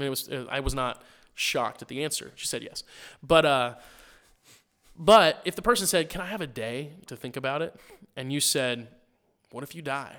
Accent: Missouri, United States; I grew up in Missouri and sweet tea was like

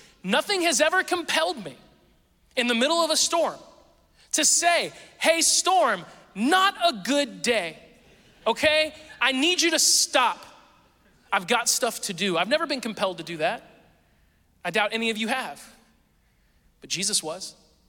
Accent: Springfield, Missouri, United States; born there; I've lived all over the place, but I was born in Springfield, Missouri, southern Missouri, right?

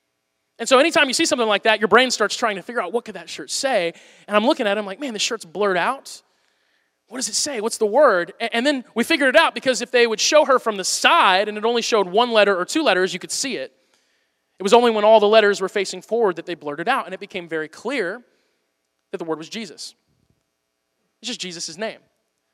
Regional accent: Missouri, United States; I'm from Missouri, so I paid really close attention to that, because it was kind of in my own backyard

